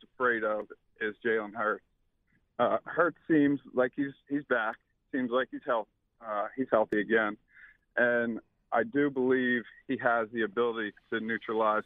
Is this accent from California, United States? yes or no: no; Delaware, United States; I'm from Delaware